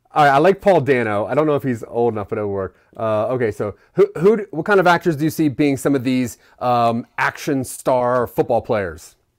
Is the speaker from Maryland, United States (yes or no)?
yes; Maryland, United States; I'm from Maryland